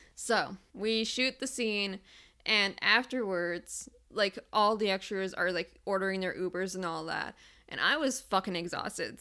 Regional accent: Detroit, Michigan, United States; I'm from Metro Detroit.

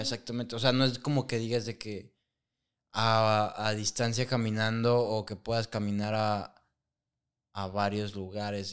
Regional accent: Guadalajara, Jalisco, Mexico; also born or lived in Burlington, Canada; nosotros somos de Guadalajara

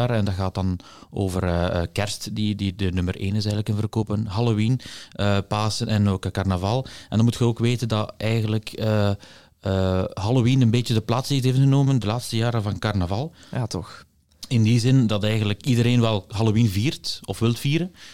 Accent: Aalst, Flanders, Belgium; born there; maar ik ben ook geboren in Aalst, dus eh, op zich...

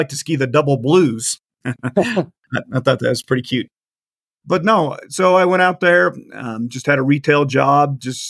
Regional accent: Central Kansas, United States; born and raised Central Kansas

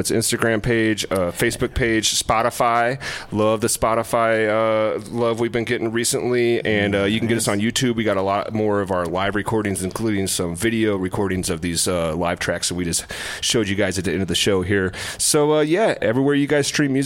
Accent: Eminence, Missouri, United States; moved away; I'm from Eminence, Missouri

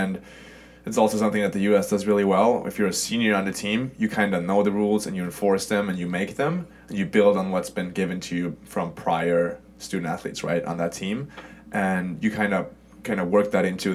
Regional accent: Sweden; moved away as an adult; also born or lived in Germany / Stockholm, Sweden; now in United States; I grew up in Sweden, and I therefore consider myself Swedish

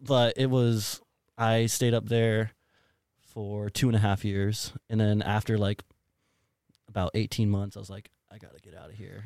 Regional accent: San Antonio, Texas, United States; also born or lived in Colorado Springs, Colorado; now in Austin, United States; I'm born and raised in the San Antonio area

